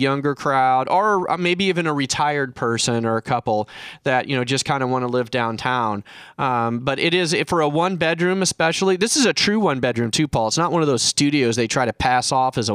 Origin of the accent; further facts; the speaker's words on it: Kansas City, Missouri, United States; now in San Diego, United States; I was raised in Kansas City